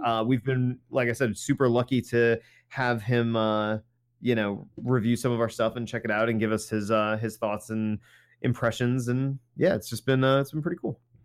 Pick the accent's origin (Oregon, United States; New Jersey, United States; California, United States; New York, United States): New Jersey, United States; we're from New Jersey